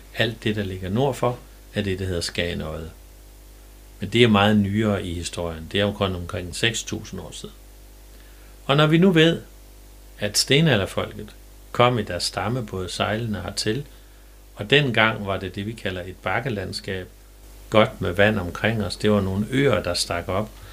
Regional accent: Jerup, North Denmark Region, Denmark; jeg er født i Jerup

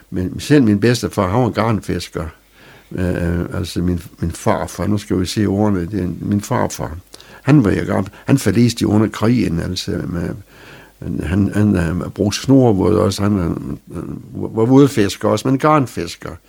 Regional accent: Strandby, North Denmark Region, Denmark; jeg forsvarer min by til det sidste. Jeg synes, det er det bedste sted at være.

